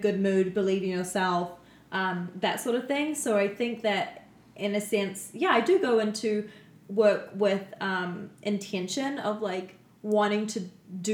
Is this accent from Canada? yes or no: yes; Canada; we're from Canada